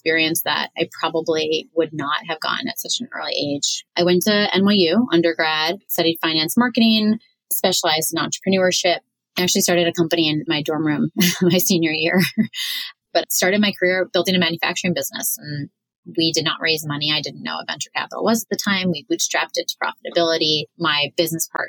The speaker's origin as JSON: {"language": "English", "town": "New York City", "region": "New York", "country": "United States", "tie": "born or raised there", "said": "I grew up on the Queens Long Island border"}